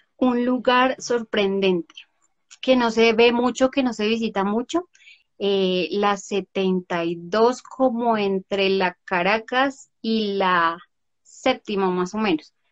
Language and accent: Spanish; Bogotá, Colombia; yo soy eh, Rola, no tan Rola como tú, pero eh, bueno, yo nací aquí y me encanta Bogotá